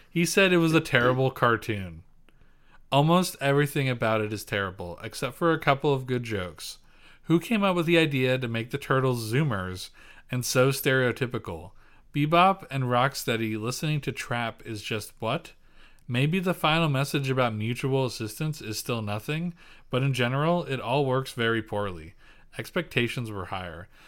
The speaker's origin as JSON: {"language": "English", "region": "Pennsylvania", "country": "United States", "accent": "Pennsylvania Dutch", "said": "I'm full P"}